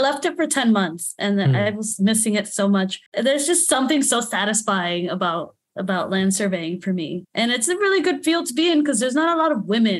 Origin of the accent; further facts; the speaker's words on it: Florida, United States; I'm from Florida. I like that warm bath water.